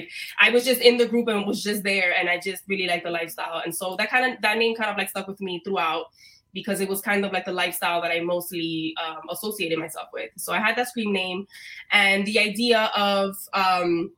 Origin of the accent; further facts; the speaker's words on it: New York City, New York, United States; also born or lived in Rhode Island; I was born in Brooklyn. I was raised for a few years in Rhode Island, which is a fact that a lot of people don't know about me. And then when we moved back here to New York, I finished getting raised in East New York. So most of my life has been in Brooklyn